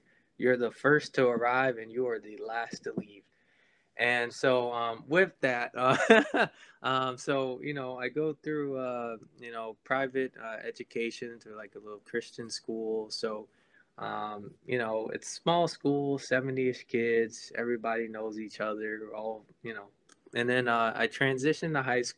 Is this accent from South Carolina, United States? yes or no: no; Florida, United States; also born or lived in St. Croix, U.S. Virgin Islands; I'm originally from St. Croix. If you've never heard of it before, it's a small little island in the Caribbean, probably like 40 minutes south of Puerto Rico. I ended up moving to Florida. My parents moved me to Florida once I was 2 years old, and that's where I've lived pretty much my whole